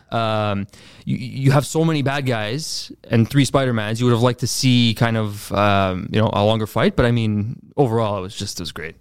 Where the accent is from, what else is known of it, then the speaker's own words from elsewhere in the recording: Montreal, Quebec, Canada; also born or lived in Laval; I was born in Laval, but I grew up mainly in, uh, Montreal North